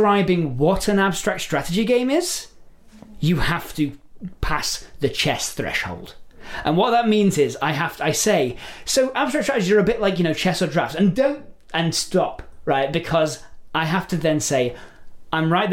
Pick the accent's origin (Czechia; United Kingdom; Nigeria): United Kingdom; England; I'm English